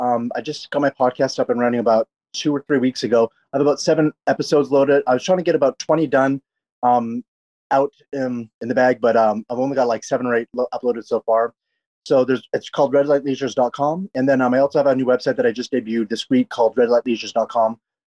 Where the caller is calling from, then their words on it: Los Angeles, California, United States; I'm calling from Los Angeles. I live in a Koreatown in Los Angeles.